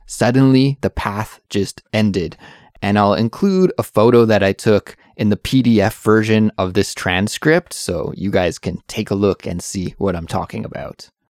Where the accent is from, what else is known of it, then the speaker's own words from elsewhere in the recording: Canada; moved away as an adult; now in Seoul, South Korea; I'm an English teacher who's originally from Canada, but now I live in Seoul, South Korea